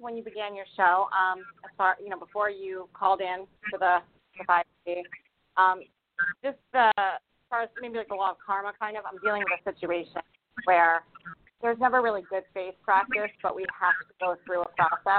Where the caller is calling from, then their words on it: Rhode Island, United States; I'm calling from Rhode Island.